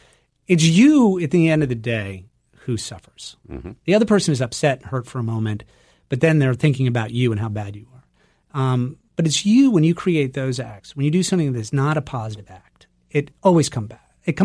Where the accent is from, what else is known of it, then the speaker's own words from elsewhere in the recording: Turner, Maine, United States; I grew up in Turner, which is about 15 minutes outside the big city.